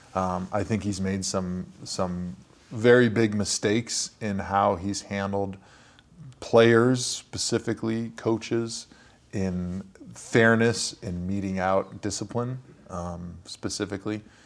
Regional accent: Brookfield, Wisconsin, United States; I grew up in Brookfield

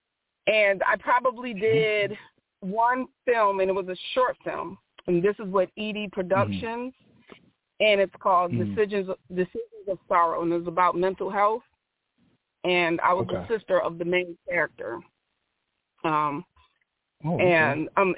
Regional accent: Connecticut, United States; also born or lived in Raleigh, North Carolina / Charlotte, North Carolina; now in North Carolina, United States; I'm from Connecticut, moved here in Raleigh, Charlotte

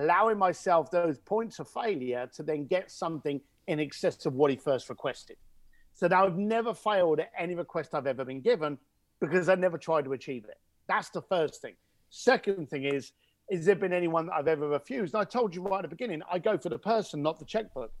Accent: London, United Kingdom; accent: cockney; I'm an Irish, uh, East London boy.

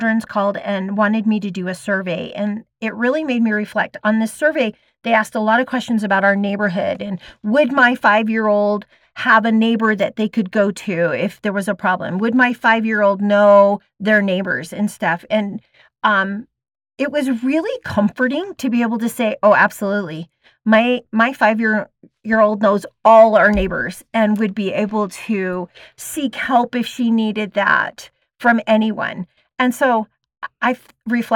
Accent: East Coast, United States; also born or lived in New York State / Ohio; now in Kaysville, United States; I'm from the East Coast.

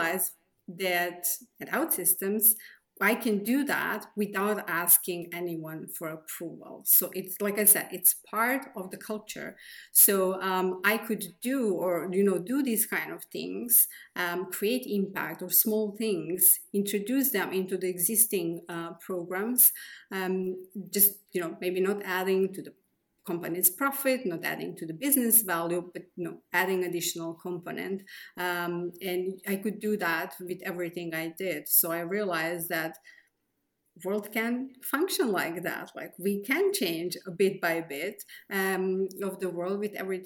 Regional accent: Serbia; I was born in Yugoslavia, now in Serbia

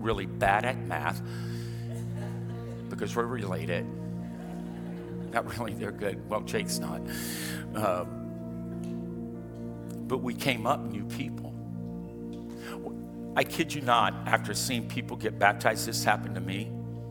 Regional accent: Louisiana, United States; I'm from Louisiana

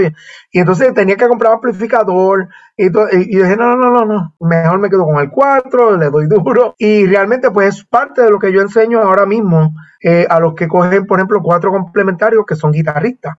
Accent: Bayamón, Puerto Rico; Yo soy, de Bayamón

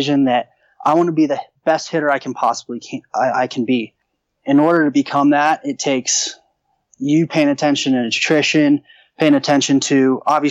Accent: Parker, Colorado, United States; also born or lived in Central Arizona; played high school baseball and football out here in Parker, Colorado

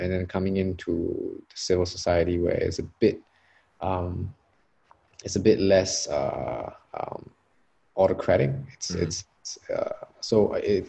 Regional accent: Singapore; also born or lived in Australia

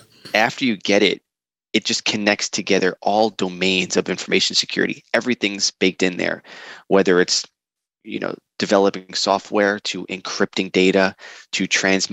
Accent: New York City, New York, United States; I'm a New Yorker by trade, and we're loud

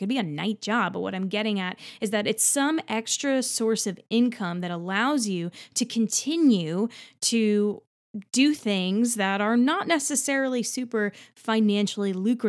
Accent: New Jersey, United States; now in New York City, United States; I'm from Central New Jersey, and I have been performing professionally, actually, for quite some time.

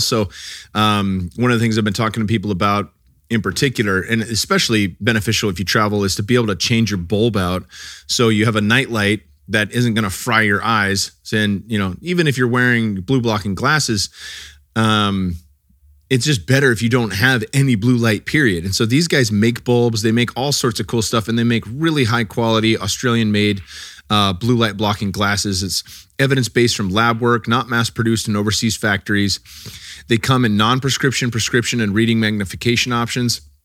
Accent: California, United States; growing up in California, I never was too into cannabis when I was young.

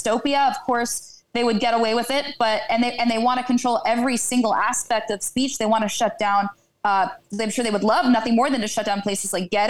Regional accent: Philadelphia, Pennsylvania, United States; I'm from Philly, or outside of Philly, really.

